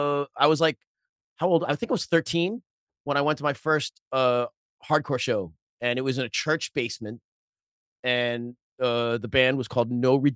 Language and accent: English; Bellerose, New York, United States; I grew up in Belrose, Queens, which it was and still is a working class neighborhood. At the time when I was growing up, it was all Irish Italian, except for me.